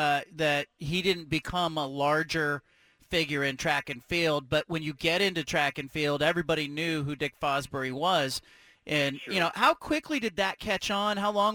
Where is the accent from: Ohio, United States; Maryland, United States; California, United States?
California, United States; now in Oregon, United States; I'm in middle school in, you know, years ago growing up in California